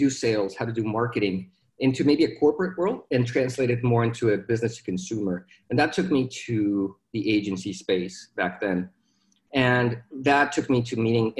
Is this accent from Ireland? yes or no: no; Mexico; moved away as an adult; now in Dallas, United States; I was born in Mexico, born and raised down there. I moved to Dallas in 2011.